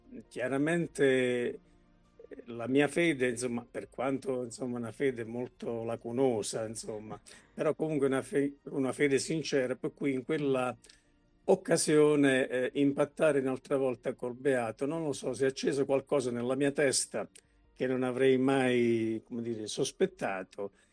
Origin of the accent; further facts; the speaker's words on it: Potenza, Basilicata, Italy; io sono un potentino